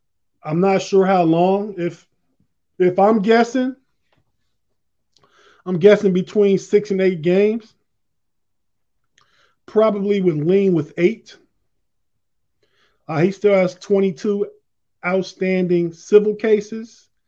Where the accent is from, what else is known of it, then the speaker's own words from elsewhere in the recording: Youngstown, Ohio, United States; now in Southern Maryland, United States; Hey, man, I'm originally from Ohio. I'm in the DMV, Southern Maryland now, right outside of Washington, D.C., but originally from Youngstown, Ohio